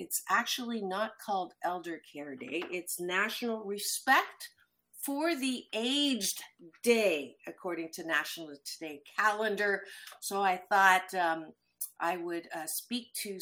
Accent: Waterloo, Ontario, Canada; moved away; I was born in Waterloo, so I came back

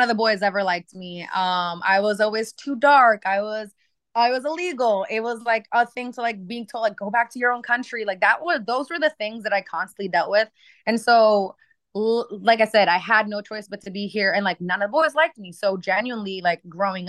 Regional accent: Maine, United States; I grew up in Maine, and it just wasn't as like it wasn't very diverse.

